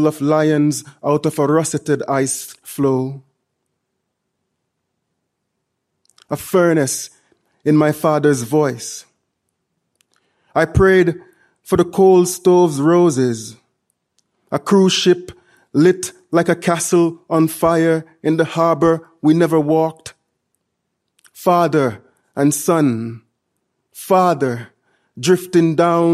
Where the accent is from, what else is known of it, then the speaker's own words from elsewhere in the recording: Jamaica; moved away; growing up in Jamaica